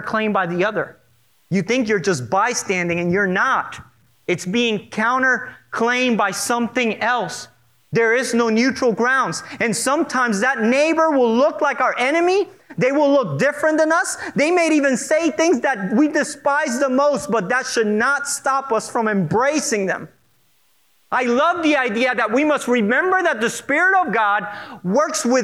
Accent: Puerto Rico; I'm from Puerto Rico

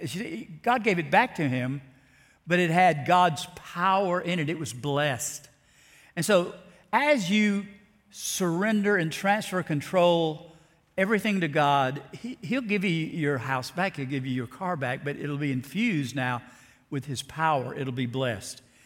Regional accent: South Alabama, United States; the little church I grew up in South Alabama

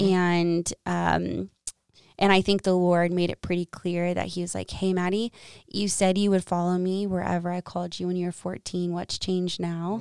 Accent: Dallas, Texas, United States; moved away as an adult; also born or lived in Arkansas / San Francisco, California; now in Ames, Iowa, United States; I'm originally from Texas, Dallas, and I went to the University of Arkansas

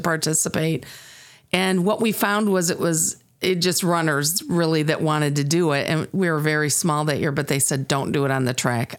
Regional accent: Sterling, Illinois, United States; I grew up here in Sterling, Illinois

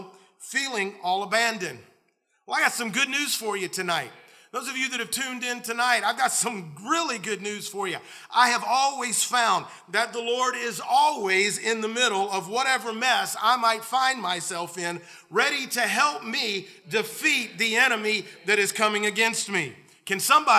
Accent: the South, United States; I grew up in the South

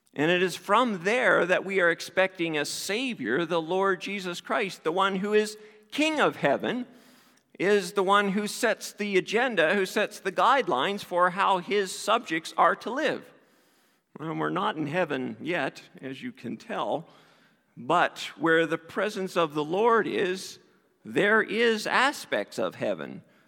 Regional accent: East Coast, Canada; I grew up in the East Coast

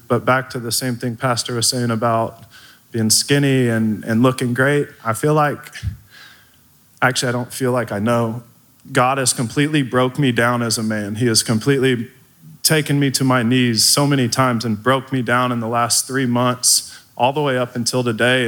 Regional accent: Midlothian, Texas, United States; also born or lived in DeSoto, Texas; I moved from DeSoto to Midlothian.

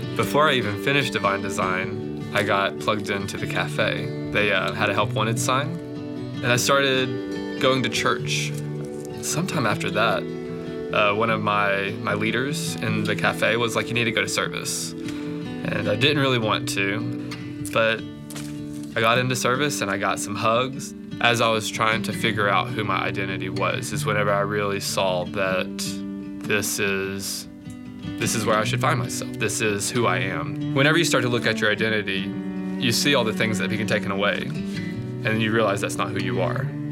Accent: Alabama, United States; moved away; I grew up alone in Alabama

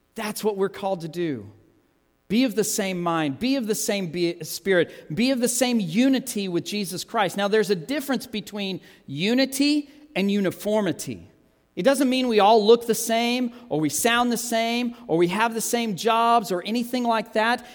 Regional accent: United States; I'm an American

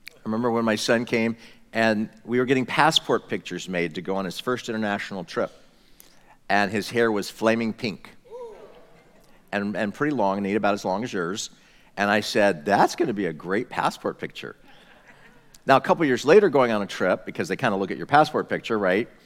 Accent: United States; I'm just an American

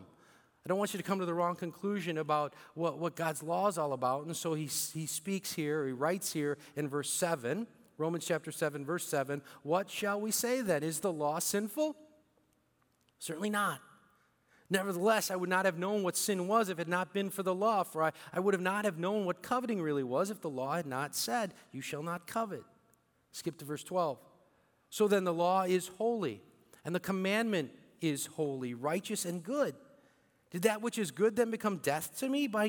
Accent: St. Louis, Missouri, United States; first language Bicolano; moved away as an adult; also born or lived in Philippines; I came here when I was 4 and a half to St. Louis, Missouri

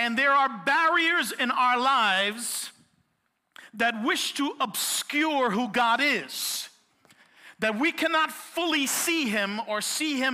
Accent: New York City, New York, United States; I am born and raised in Brooklyn, and I am a Puerto Rican

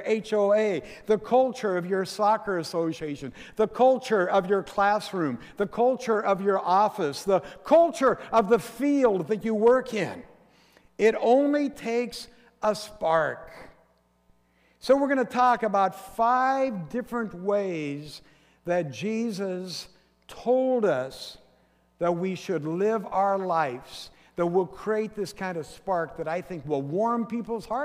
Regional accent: Forks, Washington, United States; my hometown of Forks

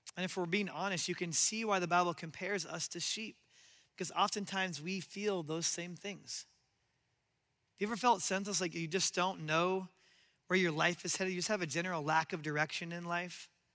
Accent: Omaha, Nebraska, United States; I grew up in Nebraska and Omaha

